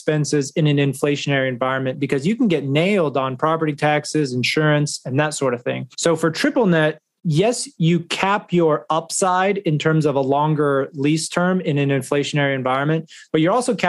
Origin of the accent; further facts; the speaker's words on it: North Texas, United States; moved away as an adult; also born or lived in New York / Florida; now in Dallas, United States; I'm originally from North Texas, so for me, I always knew that I wanted to come back home